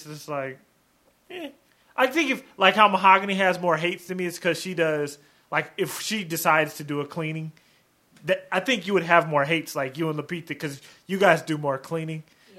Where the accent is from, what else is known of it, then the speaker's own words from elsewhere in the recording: Vancouver, Washington, United States; the town that I grew up in Vancouver, Washington.